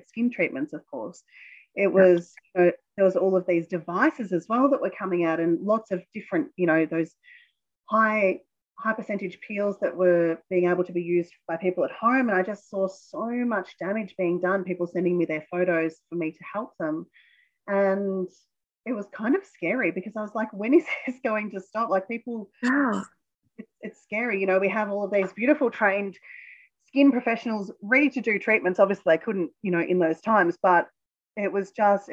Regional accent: Australia

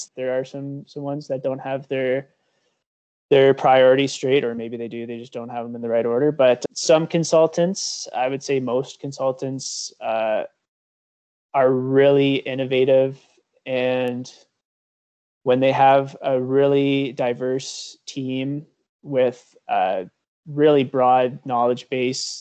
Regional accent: Cambridge, Ontario, Canada; now in Elora, Canada; I grew up in Cambridge, Ontario, right on the Grand River

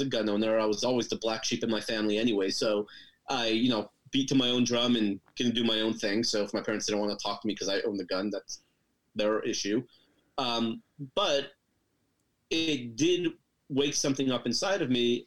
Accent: Los Angeles, California, United States; moved away as an adult; now in Texas, United States; I grew up in Los Angeles, moved to Texas 6 years ago

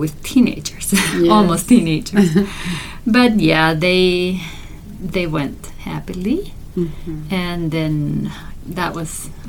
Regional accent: Argentina; We're originally from Argentina, okay.

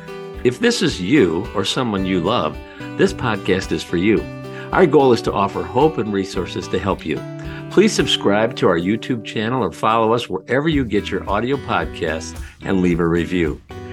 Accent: Michigan, United States; the state of Michigan, my home state.

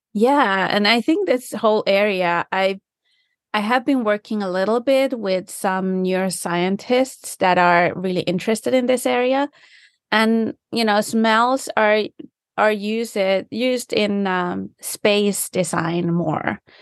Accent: Finland; first language Finnish; English is a second language; now in United States; I do speak Finnish. That's my first language

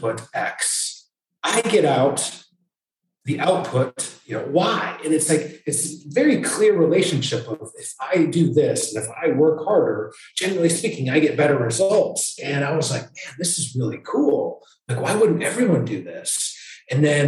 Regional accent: Michigan, United States; now in North Carolina, United States; I grew up in Michigan

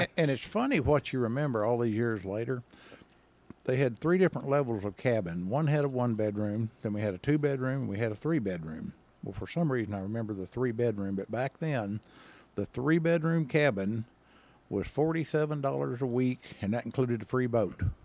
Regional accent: Henderson, Arkansas, United States; I grew up in, uh, if you're not from that part of the state, you won't even know where this is Henderson, Arkansas

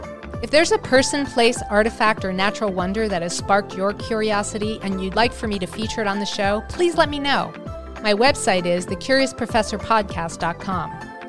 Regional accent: New Jersey, United States; I grew up in New Jersey.

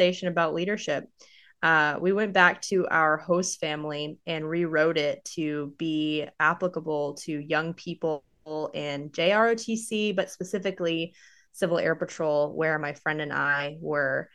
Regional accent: Austin, Texas, United States; also born or lived in Phoenix, Arizona / Tucson, Arizona; I was born in Austin, Texas, and I spent most of my life in Texas.

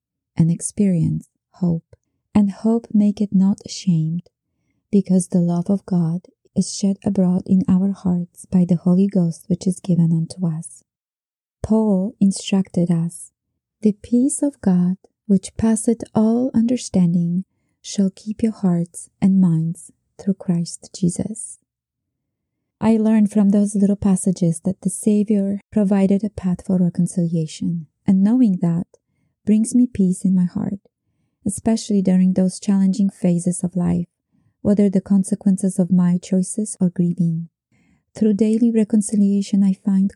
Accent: Poland; moved away; Growing up in Poland during communism

